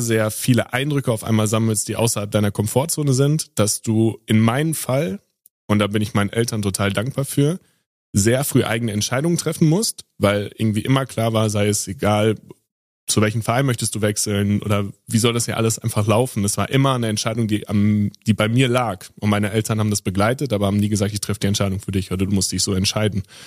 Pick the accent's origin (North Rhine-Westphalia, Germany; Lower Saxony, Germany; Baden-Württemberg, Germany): North Rhine-Westphalia, Germany; Sauerland; ich bin ja im, im Sauerland aufgewachsen, am Ende der Welt, wo alles total ruhig ist